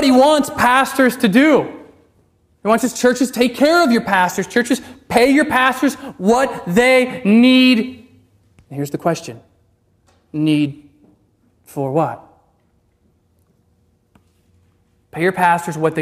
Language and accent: English; Alaska, United States; my home state of Alaska